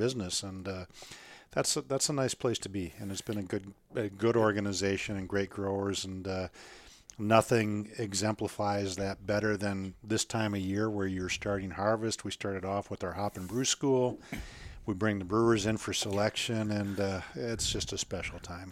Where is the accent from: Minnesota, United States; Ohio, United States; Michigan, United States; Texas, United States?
Minnesota, United States; moved away; I grew up in Minnesota.